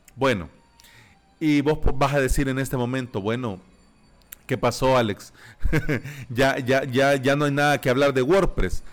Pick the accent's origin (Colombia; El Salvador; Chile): El Salvador; aquí en mi país, en El Salvador, en el tercer mundo, en Centroamérica